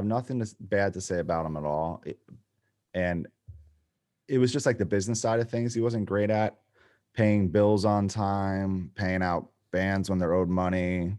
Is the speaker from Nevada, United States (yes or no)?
no; Poughkeepsie, New York, United States; So yeah, it's very small.